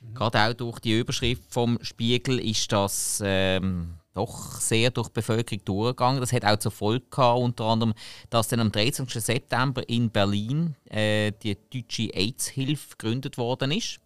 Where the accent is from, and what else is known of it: Switzerland